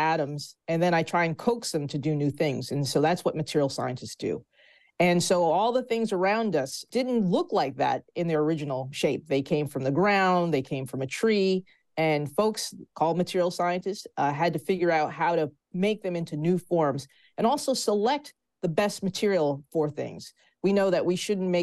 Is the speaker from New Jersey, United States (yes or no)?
yes; New Jersey, United States; my home state of New Jersey